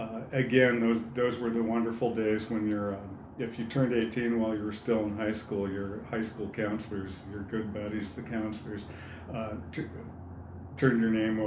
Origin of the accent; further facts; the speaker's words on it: Tri-Cities, Washington, United States; I always kind of regretted or even resented that I wasn't from Seattle. I'm from Eastern Washington. Okay. Tri-Cities.